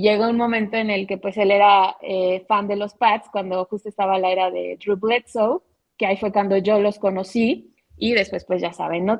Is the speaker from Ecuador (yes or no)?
no; Mexico